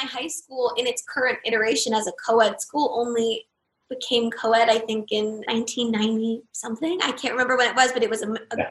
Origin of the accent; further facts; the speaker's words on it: Los Angeles, California, United States; I grew up here